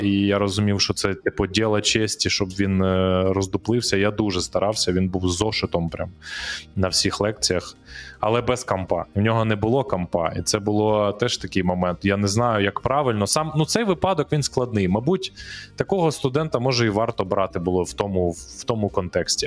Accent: Kyiv, Ukraine; з з яким ми разом росли на Троєщині там е, в дитинстві, в одному парадному

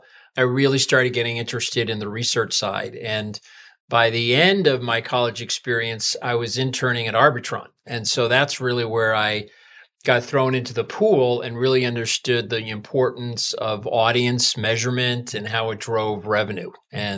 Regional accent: Massachusetts, United States; I interned in Boston radio at a news talk station where I went to high school

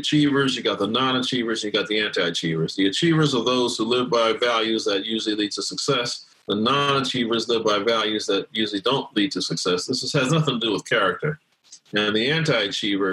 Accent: Gary, Indiana, United States; also born or lived in Brooklyn, New York; I grew up in Gary, Indiana, and I was born in Brooklyn, New York, grew up in Gary

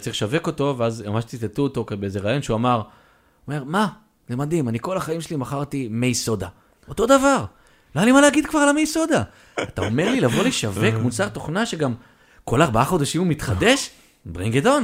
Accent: Israel; אנחנו ישראלים

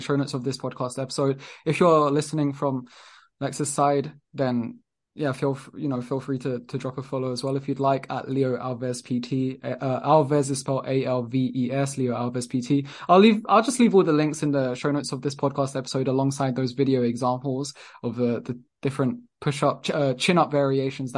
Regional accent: London, United Kingdom; moved away as an adult; now in Lisbon, Portugal; I was born and raised in London

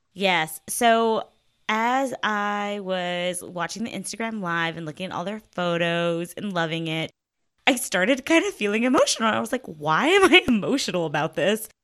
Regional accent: the South, United States; I'm from the South

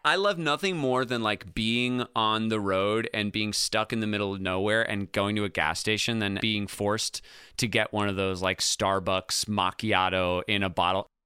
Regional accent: Ithaca, New York, United States; moved away as an adult; also born or lived in California; when I first got to Ithaca, my hometown

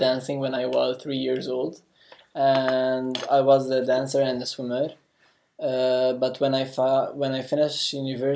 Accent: Jerusalem, Palestine; I'm from Palestine, Jerusalem, and specifically Jerusalem.

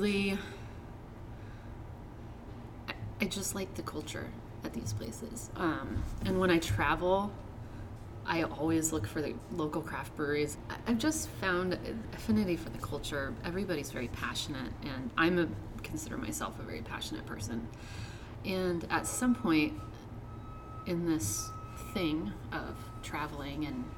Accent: Longmont, Colorado, United States; also born or lived in Southern California / Iowa / Minnesota; now in New York City, United States; I grew up in Longmont, Colorado

